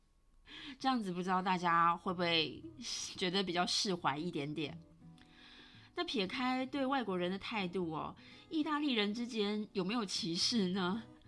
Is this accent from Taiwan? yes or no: yes; Taiwan; moved away; also born or lived in Italy; 我是台湾人